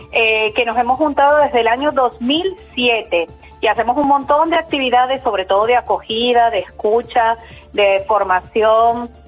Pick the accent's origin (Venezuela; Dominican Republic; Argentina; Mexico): Venezuela; now in Basauri, Spain; mujer migrada de Venezuela de hace muchos años, desde el 2002 estoy aquí. Soy basauritarra, de acogida. Mi pueblo de acogida es Basauri